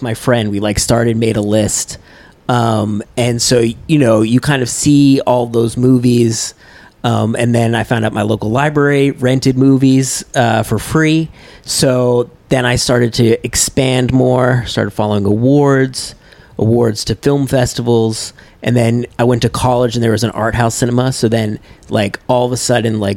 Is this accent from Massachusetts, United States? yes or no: yes; North Shore of Massachusetts, United States; now in New York City, United States; I grew up on the North Shore of Massachusetts